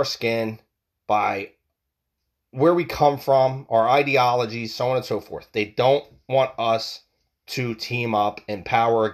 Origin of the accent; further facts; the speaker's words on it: United States; We are American people